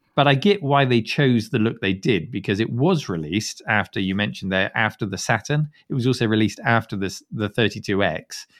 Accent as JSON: {"language": "English", "country": "United Kingdom", "said": "as a Brit"}